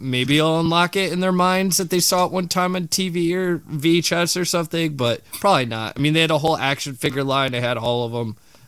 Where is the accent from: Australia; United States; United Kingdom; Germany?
Australia; born there; so, my mom bought me this movie because I was born in Australia, so kangaroos in it.